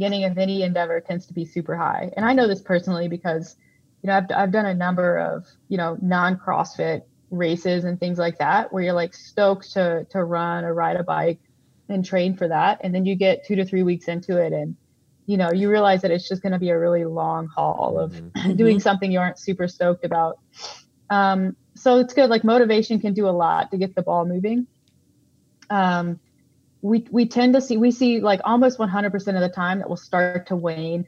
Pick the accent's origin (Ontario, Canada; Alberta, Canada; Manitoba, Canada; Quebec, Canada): Alberta, Canada; Calgary; I'm from Calgary